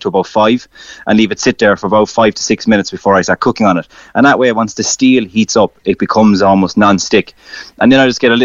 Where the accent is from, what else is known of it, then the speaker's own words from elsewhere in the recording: Ireland; as Irish people